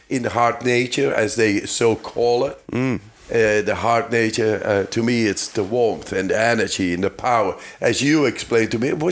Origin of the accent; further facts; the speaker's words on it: Netherlands; I'm from the Netherlands